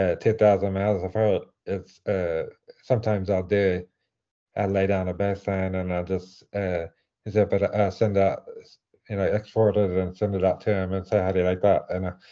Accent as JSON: {"language": "English", "region": "England", "country": "United Kingdom", "accent": "English", "said": "okay, well, I'm from England.\""}